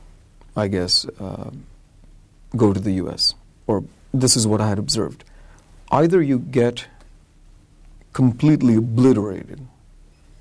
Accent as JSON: {"language": "English", "country": "India", "also_born_or_lived": "Florida, United States", "said": "I'm from India"}